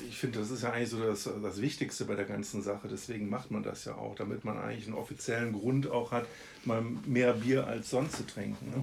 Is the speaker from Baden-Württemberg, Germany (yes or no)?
no; Haan, North Rhine-Westphalia, Germany; also born or lived in Solingen (Ohligs); Bin aber in äh, Hahn aufgewachsen